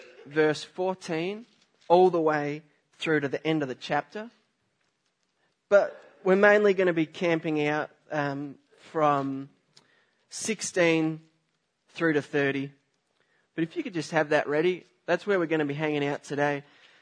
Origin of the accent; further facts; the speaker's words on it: Australia; moved away; I'm from Australia